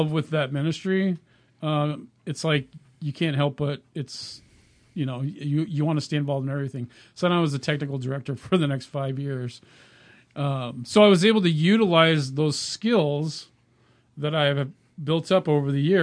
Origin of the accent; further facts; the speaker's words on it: California, United States; moved away as an adult; also born or lived in Minnesota; now in Oregon, United States; We're originally from California